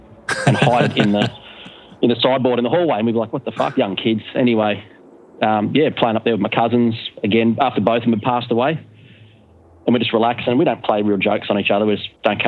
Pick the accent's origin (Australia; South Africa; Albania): Australia; I'm from Australia.